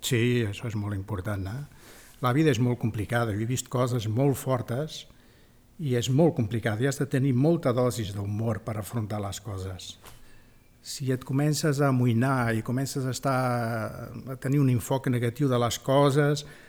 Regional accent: Spain; also born or lived in Africa; sóc espanyol

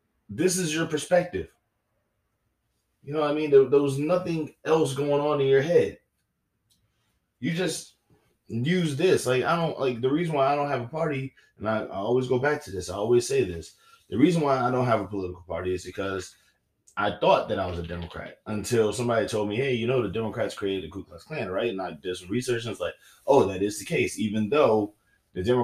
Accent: the South, United States; I'm from the South

